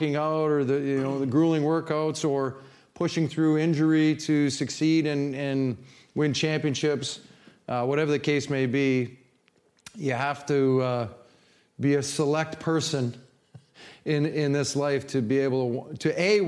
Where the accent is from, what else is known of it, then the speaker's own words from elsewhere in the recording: Canada; moved away as an adult; also born or lived in Hartford; now in St. Louis, United States; coming from nowhere, Canada. If I showed you where my hometown was, you'd go, ooh, man, that's up there.